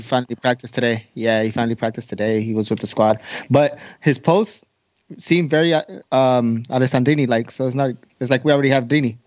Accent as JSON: {"language": "English", "town": "Boston", "region": "Massachusetts", "country": "United States", "tie": "born or raised there", "said": "I'm from Boston"}